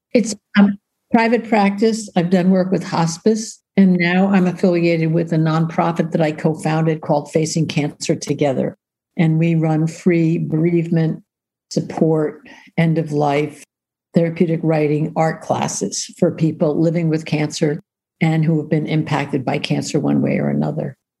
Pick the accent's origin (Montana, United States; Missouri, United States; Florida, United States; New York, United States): New York, United States; I grew up in New York